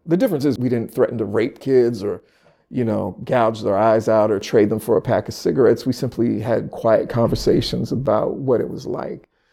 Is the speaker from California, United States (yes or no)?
yes; Sacramento, California, United States; moved away as an adult; now in Philadelphia, United States; Born and raised in Sacramento, California.